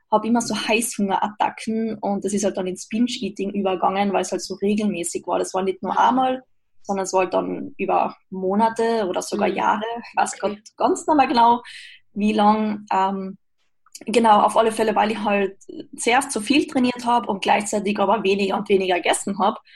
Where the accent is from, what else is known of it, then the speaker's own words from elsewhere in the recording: Austria; now in Graz, Austria; ich komme aus Österreich, wohne zurzeit in Graz.